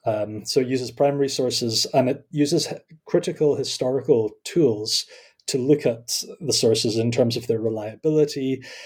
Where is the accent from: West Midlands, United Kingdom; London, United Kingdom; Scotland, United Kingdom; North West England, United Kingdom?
Scotland, United Kingdom; accent: Scottish; also born or lived in Kampen, Netherlands; I am Scottish, as you can probably tell by my accent